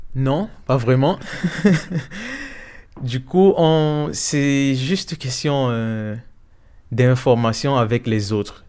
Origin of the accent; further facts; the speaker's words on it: Cameroon; moved away as an adult; also born or lived in Odessa, Ukraine; now in Brussels, Belgium; je suis originaire du Cameroun